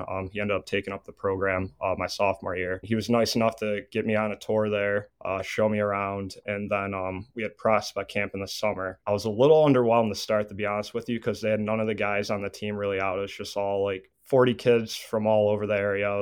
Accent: Buffalo, New York, United States; I grew up here. My parents are five to ten minutes away from the main campus here.

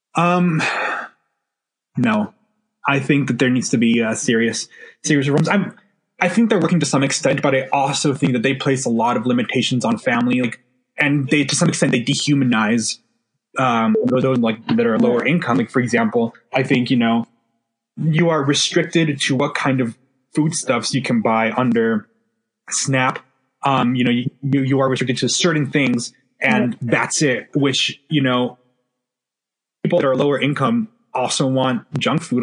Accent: El Paso, Texas, United States; moved away as an adult; now in Washington, D.C., United States; growing up in El Paso, Texas, like right on the border

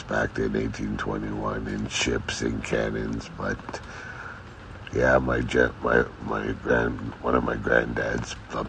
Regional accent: Canada; I'm Greek. My family is from Peloponneso, but I was born and raised in Canada

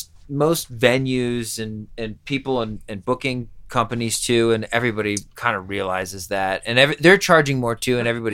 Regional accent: central Pennsylvania, United States; moved away as an adult; also born or lived in New York / Boulder; now in Denver, United States; I was right in the middle of the East Coast. So I was very close to Baltimore. I was like less than an hour from Baltimore where I grew up in the sticks of Pennsylvania.

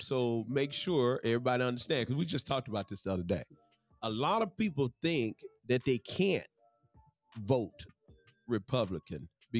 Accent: Mississippi, United States; now in Florence, Alabama, United States; I'm from Mississippi.

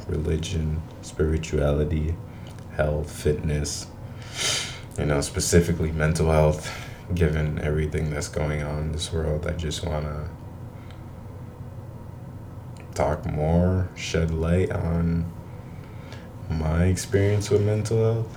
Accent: Providence, Rhode Island, United States; I was born in Providence, Rhode Island

